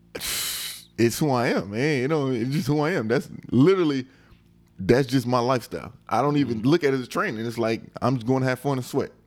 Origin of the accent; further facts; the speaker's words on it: United States; moved away as an adult; also born or lived in Europe; I'm American.